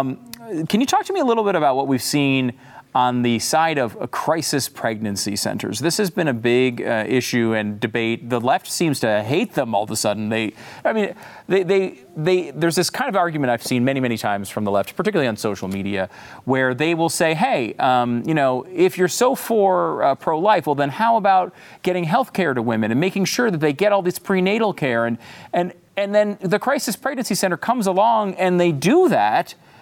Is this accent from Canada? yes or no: no; Connecticut, United States; also born or lived in New York; Yeah, I was born in New York and I grew up in Connecticut.